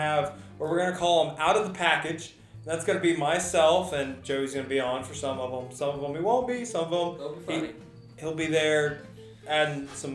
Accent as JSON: {"language": "English", "region": "Texas", "country": "United States", "tie": "born or raised there", "moved": "as an adult", "said": "I grew up in Texas, bass fishing"}